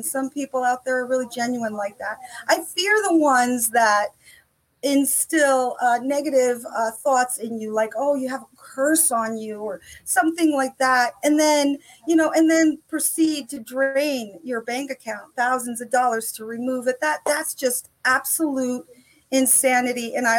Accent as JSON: {"language": "English", "country": "Italy", "tie": "born or raised there", "moved": "as an adult", "lives_now": "United States", "said": "I came here. I was born and raised in Italy. My father was in the service. We retired in New Jersey when I was 18 years old."}